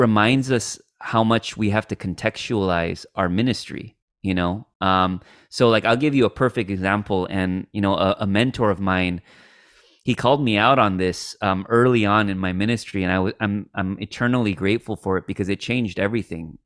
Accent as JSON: {"language": "English", "country": "United States", "tie": "born or raised there", "said": "second generation Korean American like myself who, like, my parents were immigrants So, like, I grew up with a very, like, Kore-, you know, traditional Korean upbringing, um, but then I grew up in America"}